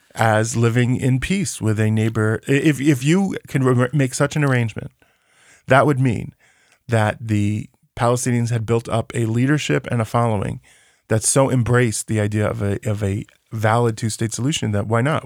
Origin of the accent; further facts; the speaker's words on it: United States; now in West Bank; as an American citizen who lives in the West Bank